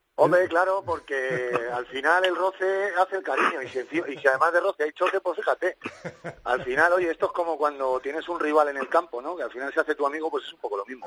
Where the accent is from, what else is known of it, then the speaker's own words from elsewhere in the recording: Spain; somos españoles